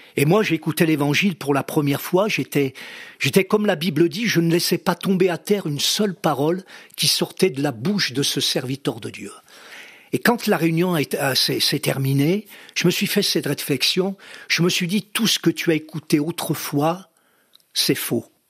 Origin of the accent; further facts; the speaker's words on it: near Vichy, Auvergne-Rhône-Alpes, France; j'ai passé mon enfance, on a, on a grandi justement à côté de, de la ville de Vichy, pratiquement, oui, toute mon enfance